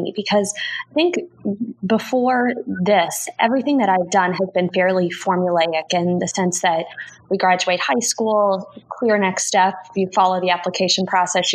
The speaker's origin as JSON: {"language": "English", "town": "Dayton", "region": "Ohio", "country": "United States", "tie": "born or raised there", "also_born_or_lived": "Chicago, Illinois / Washington, D.C.", "moved": "as an adult", "said": "I am from Dayton, Ohio, and I was born to my mother, who is a corporate lawyer. My father is also a lawyer."}